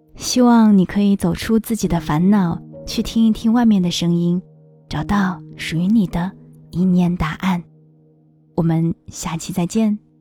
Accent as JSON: {"language": "Chinese", "region": "Shanghai", "country": "China", "tie": "born or raised there", "said": "作为一个土生土长的上海人"}